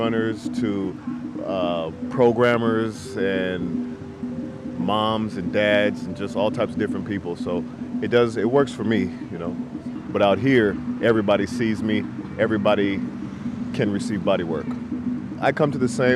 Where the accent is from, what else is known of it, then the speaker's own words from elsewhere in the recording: San Jose, California, United States; I'm from San Jose, California